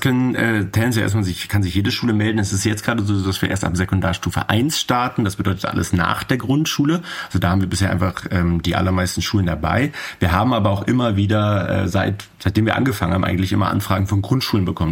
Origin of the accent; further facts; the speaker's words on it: Berlin, Germany; ich bin aus Berlin